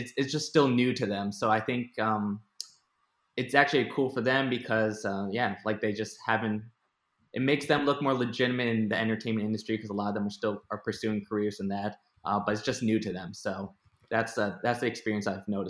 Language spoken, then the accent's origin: English; Connecticut, United States; moved away as an adult; also born or lived in Orlando; now in Boston, United States; I'm just moved to Boston recently, but yeah, I'm from Connecticut.